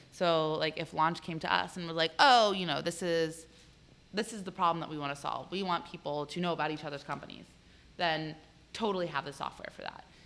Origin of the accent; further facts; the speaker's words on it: Arlington, Virginia, United States; I, am actually from here. I grew up in Arlington.